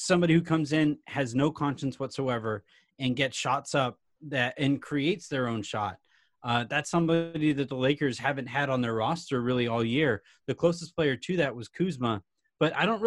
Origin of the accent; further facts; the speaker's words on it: Yorba Linda, California, United States; I grew up in Yorba Linda